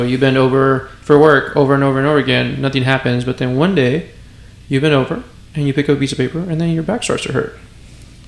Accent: West Texas, United States; I'm from West Texas

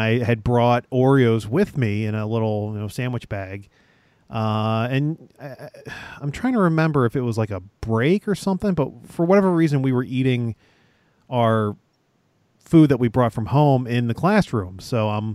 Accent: New Jersey, United States; accent: South Jersey / Philly; It's a South Jersey thing.

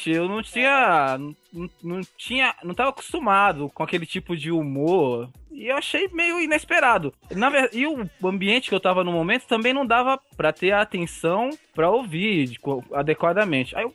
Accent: Osasco, São Paulo, Brazil; Eu sou de Osasco.

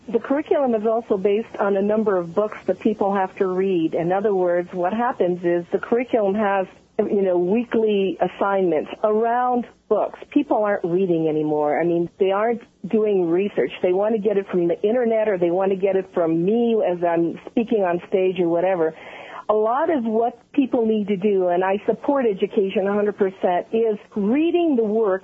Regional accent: Italy; I was born in Italy. I have an Italian background

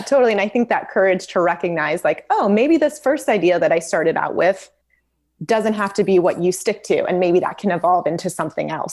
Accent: Memphis, Tennessee, United States; moved away as an adult; also born or lived in Los Angeles, California; now in Santa Barbara, United States; I grew up in Memphis, Tennessee

